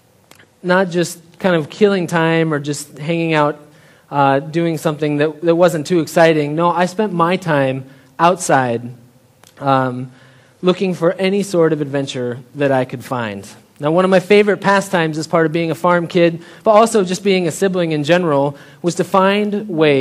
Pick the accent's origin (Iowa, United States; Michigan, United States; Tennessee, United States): Iowa, United States; Story City; I grew up in Story City, Iowa, just like an hour north of here